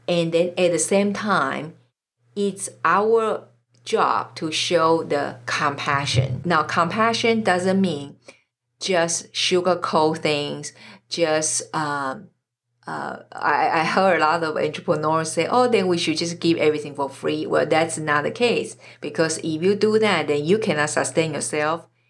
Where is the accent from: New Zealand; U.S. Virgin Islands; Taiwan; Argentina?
Taiwan; moved away; I'm originally from Taiwan